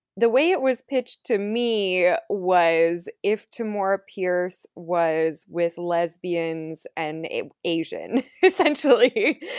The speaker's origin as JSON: {"language": "English", "country": "Canada", "said": "I'm from Canada"}